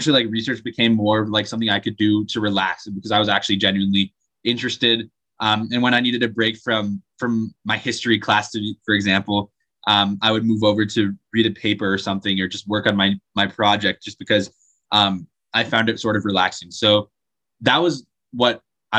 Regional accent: Draper, Utah, United States; I'm from Draper, Utah, which is just like 20 minutes south of Salt Lake City

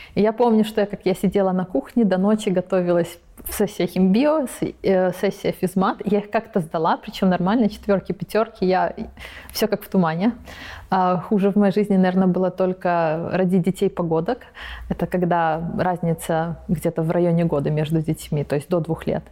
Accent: Belarus; moved away as an adult; also born or lived in Prague, Czech Republic; now in California, United States; Я родом из Беларуси. Родилась, жила 18 лет, училась потом в Чешской республике, в Праге

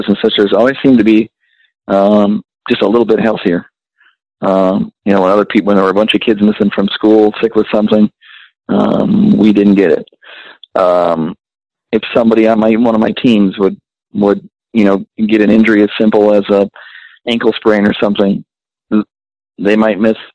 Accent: Midwest, United States; being born and raised in the Midwest and being in a very rural area

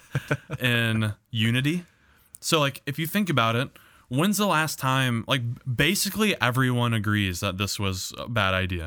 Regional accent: United States; as an American

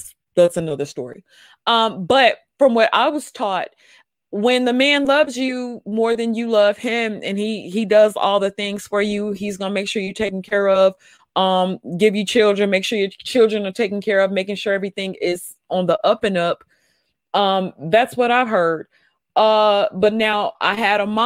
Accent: the South, United States; I'm from the South

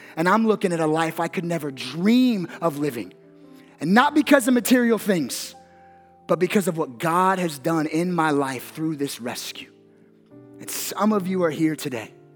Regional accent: Las Vegas, Nevada, United States; I grew up here in Las Vegas

